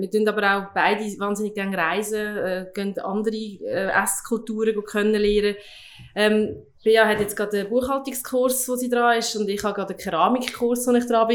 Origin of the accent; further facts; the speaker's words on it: Lucerne, Switzerland; ich, wir sind in Luzern aufgewachsen